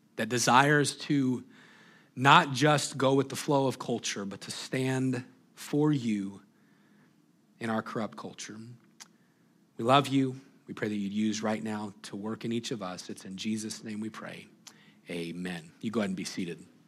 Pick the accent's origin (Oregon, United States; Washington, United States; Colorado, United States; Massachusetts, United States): Washington, United States; Moses Lake; I'd say, Moses Lake